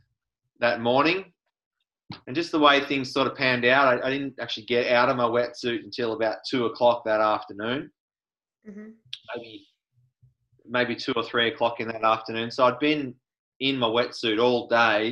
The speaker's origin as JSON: {"language": "English", "town": "Cape Bridgewater", "region": "Victoria", "country": "Australia", "tie": "born or raised there", "said": "I grew up in Cape Bridgewater, which is in the far west of Victoria."}